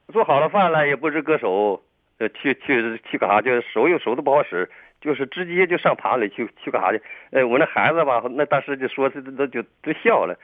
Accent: Harbin, Heilongjiang, China; moved away as an adult; now in Shenyang, China; 我是哈尔滨的

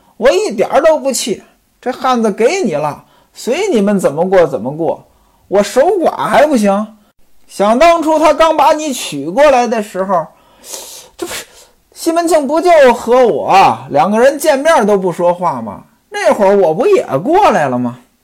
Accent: northern China, China; now in southern China; 原来呢，我生活在北方，我老家没这个习惯，我老家端午节呢，这个感觉都很淡

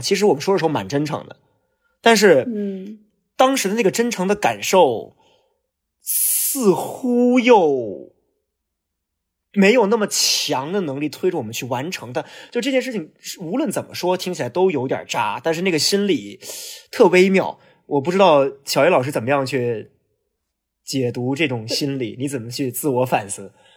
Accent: Hulunbuir, Inner Mongolia, China; moved away; also born or lived in Beijing; 因为呼伦贝尔是我老家

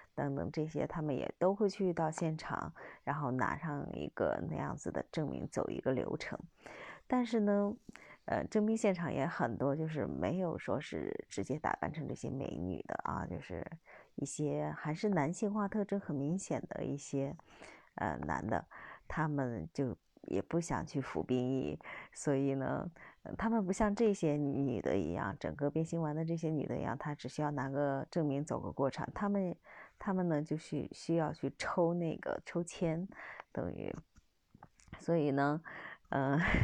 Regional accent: China; 我们出生在我们中国，成为我们中国人啊

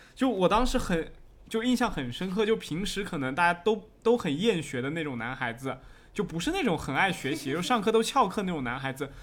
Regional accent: Jiangsu, China; now in Fujian, China; 我因为在之前是在江苏那边长大的，然后后面又回到了福建嘛

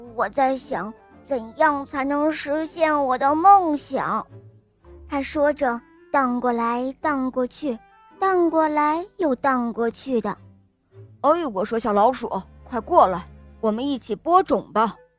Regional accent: Germany; 我今年五岁了，我来自德国

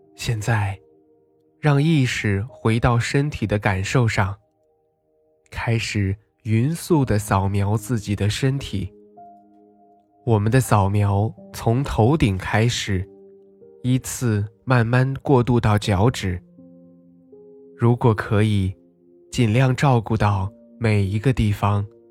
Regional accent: Nalati Grassland, Xinjiang, China; 我家乡那拉提大草原

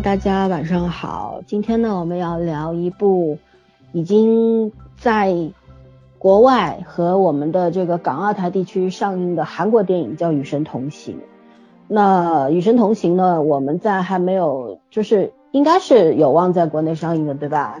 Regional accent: Shanghai, China; 大家会像我们上海这边 ，呃，三期啊，五期啊都是比较重要的

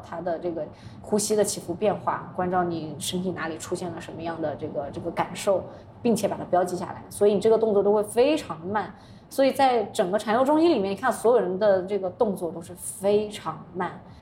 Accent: Yunnan, China; 有点像我们云南那边那种吊脚的那种房

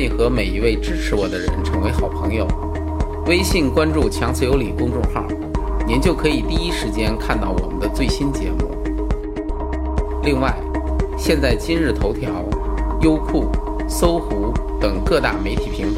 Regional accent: China; 我们中国人

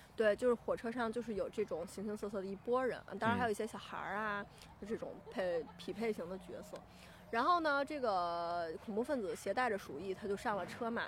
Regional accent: Beijing, China; 我是这个来自北京的

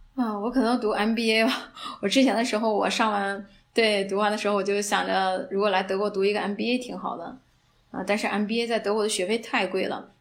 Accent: China; moved away as an adult; now in Germany; 我是中国人

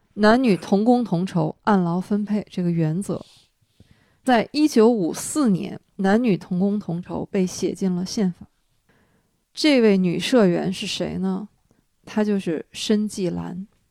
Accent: Dalian, Liaoning, China; 我在海边儿长大，我是知道海边儿是缺水的。大连那个时候，我小的时候停水就是家常便饭，提着桶去附近哪儿有水，接水这种情况都是有的

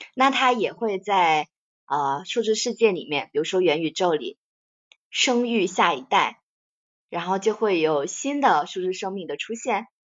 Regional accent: China; 我感觉作为中国人来说

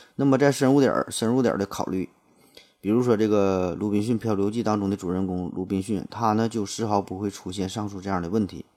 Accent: China; 我很荣幸我生在一个厉害国

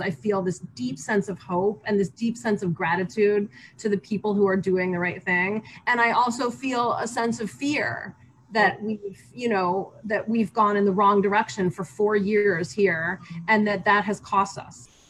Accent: United States; moved away as an adult; now in Beijing, China

